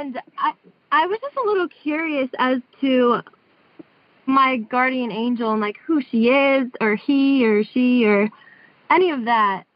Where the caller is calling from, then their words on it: Tuscaloosa, Alabama, United States; I'm calling from Tuscaloosa, Alabama, right now